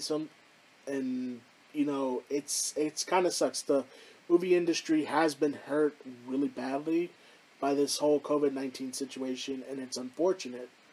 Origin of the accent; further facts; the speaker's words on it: Houston, Texas, United States; here in my hometown of Houston